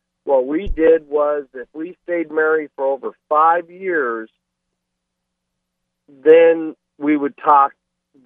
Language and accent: English; Michigan, United States; I'm from Michigan